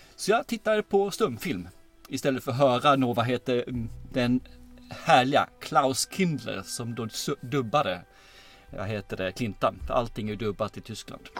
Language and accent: Swedish; Angelstad, Kronoberg County, Sweden; Småland utanför Ljungby, en byhåla som heter Angelstad